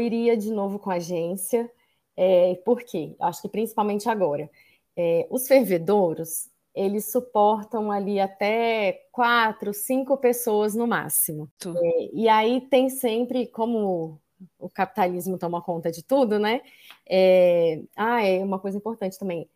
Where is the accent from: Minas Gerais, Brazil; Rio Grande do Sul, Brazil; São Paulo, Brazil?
Minas Gerais, Brazil; Ouro Preto; morei em Ouro Preto, nasci em Ouro Preto